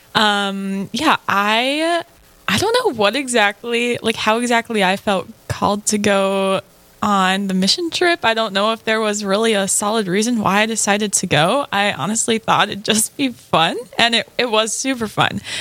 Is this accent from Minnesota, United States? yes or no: yes; central Minnesota, United States; I'm from central Minnesota